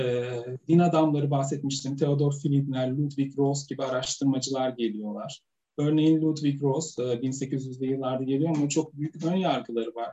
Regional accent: Sivas Province, Turkey; benim çocukluğum da Sivas'ta geçti. Ben Sivaslıyım.

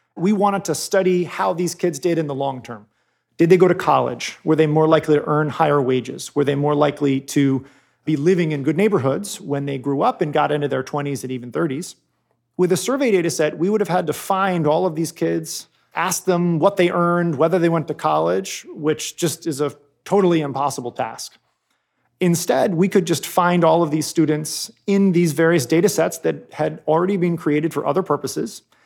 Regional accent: Cambridge, Massachusetts, United States; I grew up in Cambridge, Massachusetts

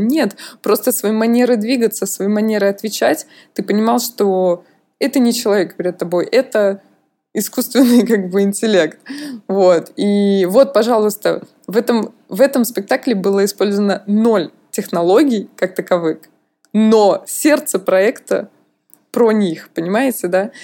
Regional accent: Russia; now in France; как у русского человека

